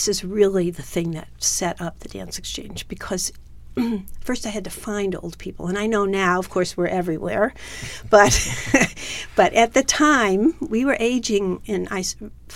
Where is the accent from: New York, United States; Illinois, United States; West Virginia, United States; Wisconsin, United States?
Wisconsin, United States; Milwaukee; I went home to Milwaukee